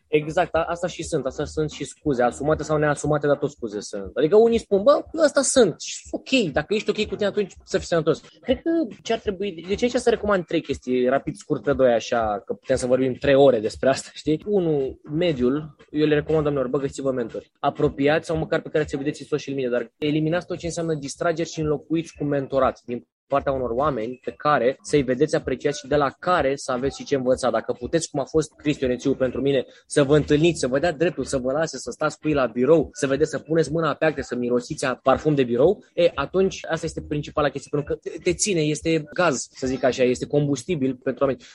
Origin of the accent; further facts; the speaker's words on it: Constanța, Constanța County, Romania; din Mamaia Nord, din Constanța, de unde sunt eu